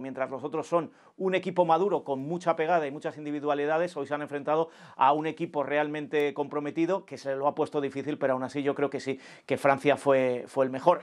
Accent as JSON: {"language": "Spanish", "country": "Spain"}